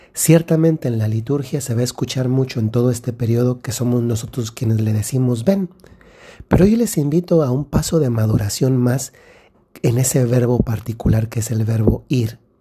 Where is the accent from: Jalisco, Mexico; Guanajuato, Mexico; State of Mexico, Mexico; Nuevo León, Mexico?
Guanajuato, Mexico; Dolores Hidalgo; en la ciudad donde, de donde yo soy, que es Dolores Hidalgo, Guanajuato